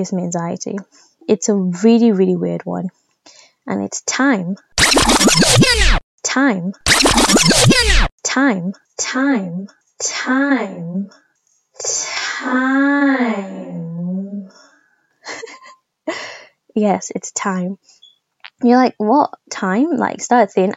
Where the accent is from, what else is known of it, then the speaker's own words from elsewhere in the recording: Nigeria; being Nigerian